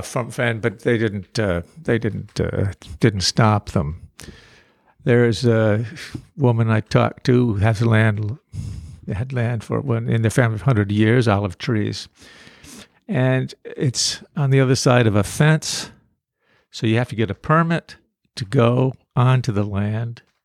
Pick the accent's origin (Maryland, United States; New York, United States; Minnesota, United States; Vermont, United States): Vermont, United States; North Bennington; I'm from North Bennington